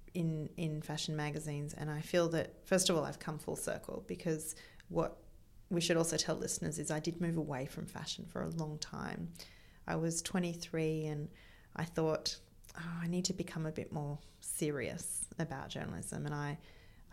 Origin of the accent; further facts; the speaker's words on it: Melbourne, Victoria, Australia; moved away as an adult; also born or lived in Sydney; I was born in Melbourne. I moved to Sydney before my 19th birthday.